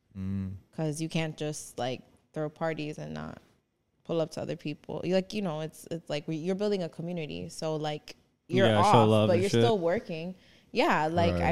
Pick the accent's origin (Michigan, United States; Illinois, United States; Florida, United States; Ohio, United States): Illinois, United States; Chicago; Born and raised in Chicago. Never left Chicago. Ever.